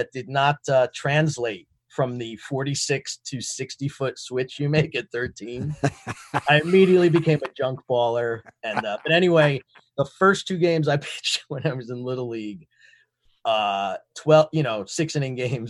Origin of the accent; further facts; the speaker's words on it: New York City, New York, United States; I was born in the Bronx. My parents are from the Bronx.